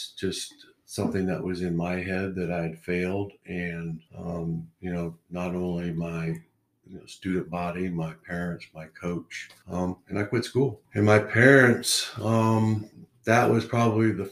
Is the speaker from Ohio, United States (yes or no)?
no; Oklahoma, United States; moved away as an adult; also born or lived in New York / North Carolina; now in Utah, United States; I grew up in Oklahoma